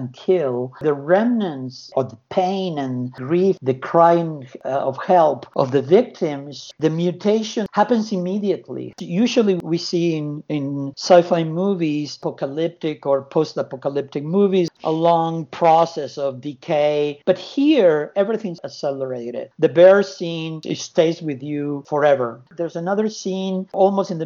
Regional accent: Argentina; moved away; also born or lived in United States / California; I was born in Argentina, went to the U.S. in 82, I moved to California in 89

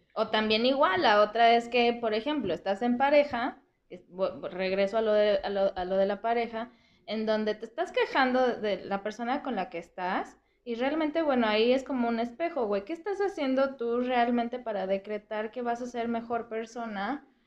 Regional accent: Irapuato, Guanajuato, Mexico; soy de Irapuato

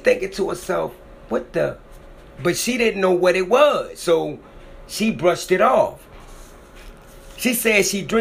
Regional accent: Maryland, United States; it happened in my hometown. It happened in Maryland

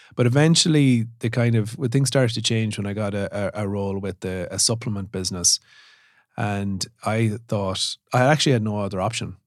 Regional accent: Sligo, Connacht, Ireland; I grew up in Sligo, small, small rural community

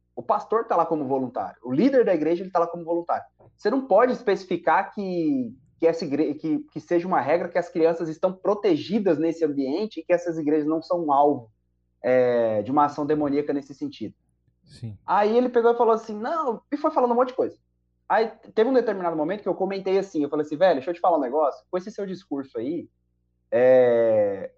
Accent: Diadema, São Paulo, Brazil; eu cresci numa Assembleia de Deus da periferia em Diadema, lá em São Paulo

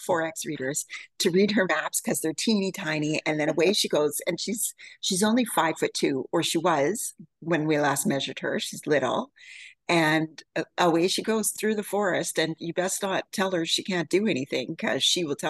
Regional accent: Yukon, Canada; moved away; So I was born and raised in the Yukon, which for your American, for anybody who doesn't know, this is just east of Alaska.

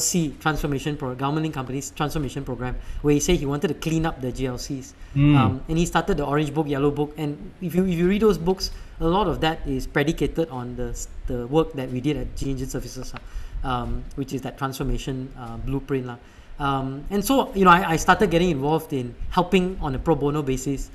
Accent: Malaysia; moved away; also born or lived in United States; I'm Malaysian

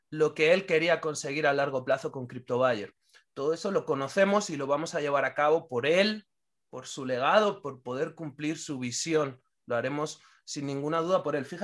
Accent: Venezuela; moved away; Soy venezolano y tengo más de un año y medio sin venir a mi país.

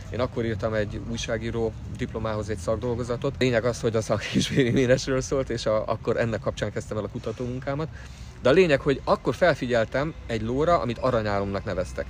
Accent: Budapest, Hungary; Én budapesti vagyok, Budapesten születtem

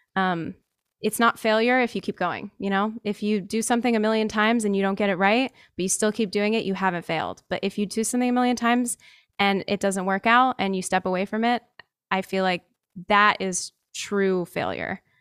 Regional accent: New Jersey, United States; I'm from New Jersey

